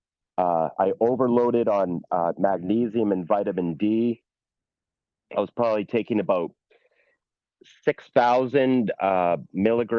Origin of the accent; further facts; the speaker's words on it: Hamilton, Ontario, Canada; I'm from Hamilton, Ontario, sea level